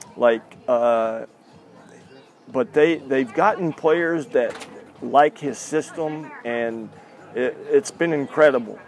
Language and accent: English; Lubbock, Texas, United States; moved away; South Plains was right near my my hometown